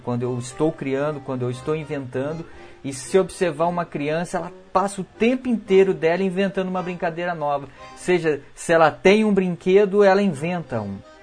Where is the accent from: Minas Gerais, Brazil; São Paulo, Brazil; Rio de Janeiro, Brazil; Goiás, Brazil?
Minas Gerais, Brazil; now in Rio Grande do Sul, Brazil; eu sou mineiro